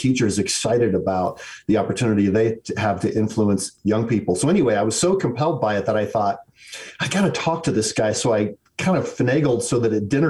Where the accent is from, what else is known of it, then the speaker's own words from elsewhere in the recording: Detroit, Michigan, United States; I was born in Detroit, Michigan. That was an odd place. And when I was a small child, the city dissolved into riots.